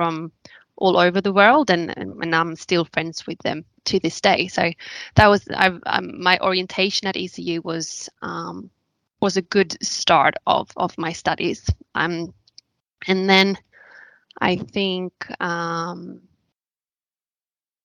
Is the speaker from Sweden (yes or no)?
yes; Sweden; moved away as an adult; now in Australia; I'm originally from Sweden